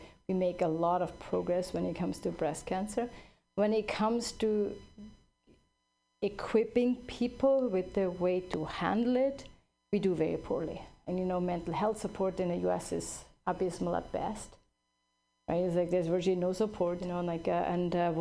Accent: Switzerland; now in California, United States; I grew up in Switzerland

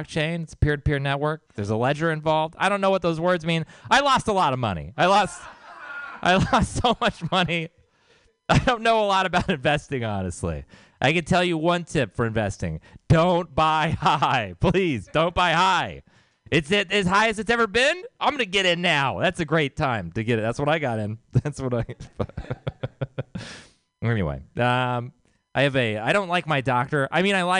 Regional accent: Texas, United States; I'm from Texas

